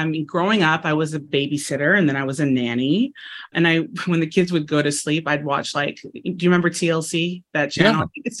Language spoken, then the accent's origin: English; Los Angeles, California, United States; also born or lived in Simi Valley, California; I am born and raised in and right outside Los Angeles, California.